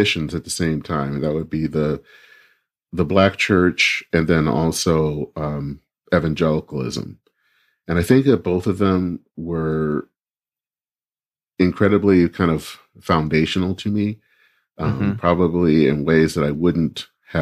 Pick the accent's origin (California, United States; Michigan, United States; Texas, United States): Michigan, United States; Flint; now in Minneapolis, United States; I grew up in a town that it seems like everyone knows, Flint, Michigan